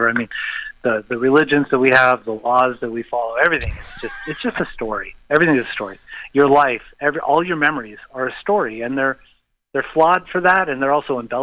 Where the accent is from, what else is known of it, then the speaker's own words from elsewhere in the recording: Los Angeles, California, United States; also born or lived in Valencia, California / Sherman Oaks, California / North Hollywood, California; I grew up in L.A., Southern California